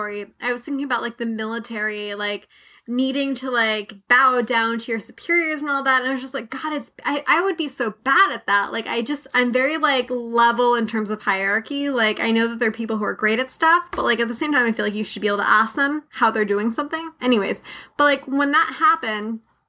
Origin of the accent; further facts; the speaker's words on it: United States; as an American citizen